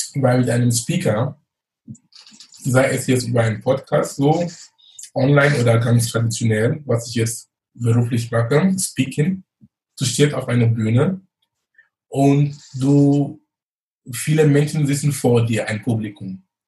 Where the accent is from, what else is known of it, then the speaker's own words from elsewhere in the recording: Cameroon; moved away as an adult; also born or lived in Munich, Germany; now in Germany; ich komme gebürtig aus Kamerun, lebe in Deutschland fast 20 Jahre, bin damals wegen Studium gekommen